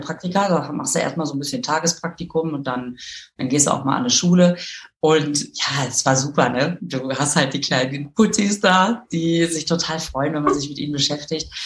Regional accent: Düsseldorf, North Rhine-Westphalia, Germany; now in Münster, Germany; Ich bin äh, in Düsseldorf aufgewachsen

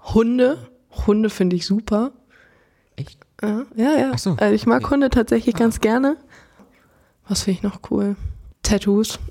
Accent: Frankfurt, Hesse, Germany; ich komme aus Frankfurt gebürtig

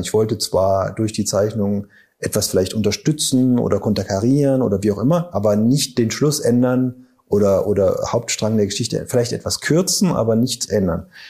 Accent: Saarbrücken, Saarland, Germany; now in Überherrn, Germany; als Saarländer

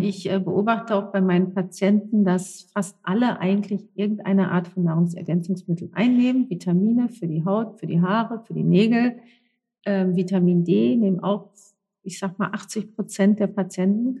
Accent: North Rhine-Westphalia, Germany; gebürtig in NRW

